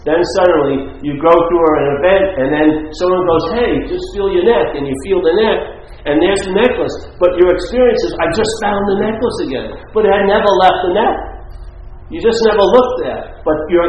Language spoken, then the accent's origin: English; New York City, New York, United States; where I grew up, near where I grew up, Franklin Square in Queens